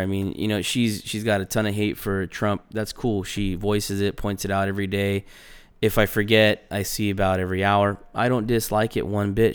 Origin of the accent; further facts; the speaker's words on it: California, United States; moved away; I grew up in California.